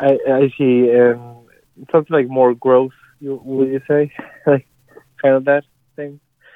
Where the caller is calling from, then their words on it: Rhode Island, United States; I'm calling from Rhode Island.